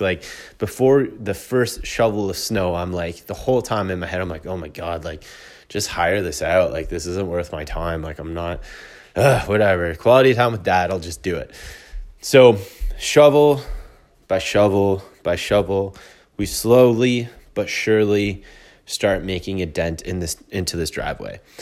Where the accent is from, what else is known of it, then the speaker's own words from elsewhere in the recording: Canada; I'm a Canadian.